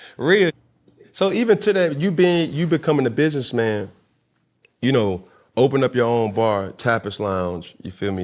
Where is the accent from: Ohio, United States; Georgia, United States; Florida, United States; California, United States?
Georgia, United States; Atlanta; growing up in Atlanta